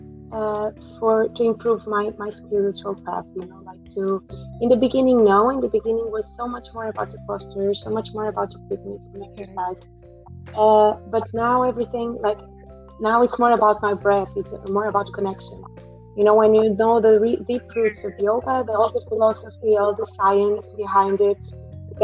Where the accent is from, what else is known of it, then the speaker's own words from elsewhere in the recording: Portugal; now in United Kingdom; I'm from Portugal. And now I'm living in the UK right now.